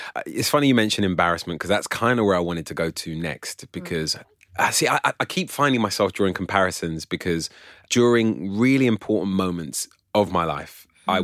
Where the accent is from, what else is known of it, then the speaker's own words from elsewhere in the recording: London, United Kingdom; I was born and raised around here in North London, yeah. and then when I was 14, I crossed the river and moved to Southeast London